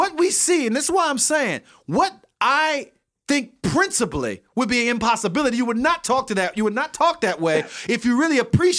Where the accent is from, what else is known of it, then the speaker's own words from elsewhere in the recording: St. Petersburg, Florida, United States; Growing up on the South Side of St. Petersburg, words meant something.